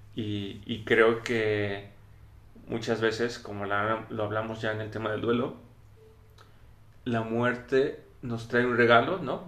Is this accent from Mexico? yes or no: yes; Mexico